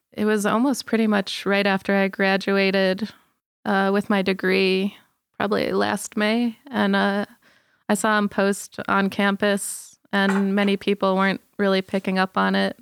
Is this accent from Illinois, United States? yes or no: yes; Illinois, United States; moved away as an adult; now in Colorado, United States; I grew up in Illinois